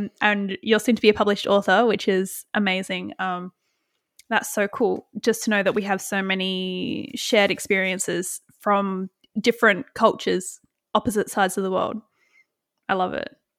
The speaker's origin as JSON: {"language": "English", "country": "Australia"}